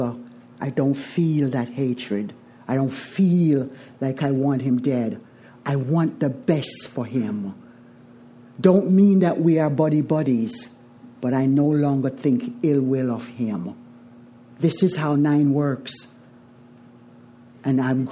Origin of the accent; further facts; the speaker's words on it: Jamaica; I am from Jamaica, a family of nine. Seventh child